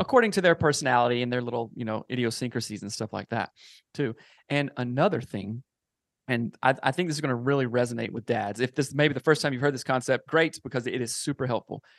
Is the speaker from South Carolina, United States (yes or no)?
yes; South Carolina, United States; moved away as an adult; now in Seattle, United States; I am from South Carolina, uh, born and raised there, grew up there, moved out to Seattle when I was around, um, twenty-four or so